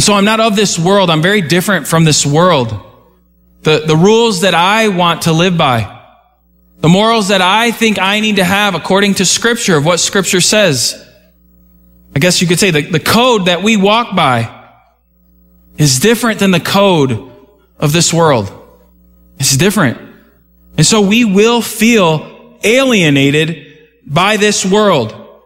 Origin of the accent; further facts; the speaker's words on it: United States; I didn't choose America. But I was born here